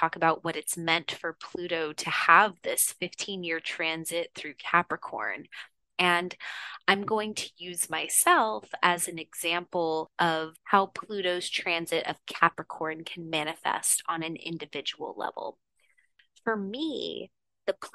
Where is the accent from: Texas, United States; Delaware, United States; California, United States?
Texas, United States; Houston; moved away; also born or lived in San Francisco; I'm from Houston, Texas originally.